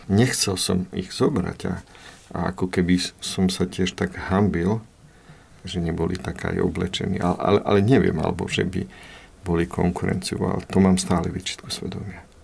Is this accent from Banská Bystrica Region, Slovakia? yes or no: no; Plášťovce, Nitra Region, Slovakia; do strediskovej obce, do Plašovec, na, do 6. ročníka